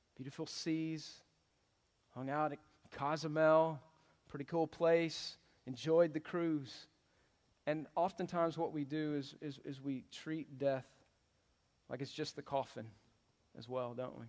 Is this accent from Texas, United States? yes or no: yes; Texas, United States; But I love Texas. I, this is where I grew up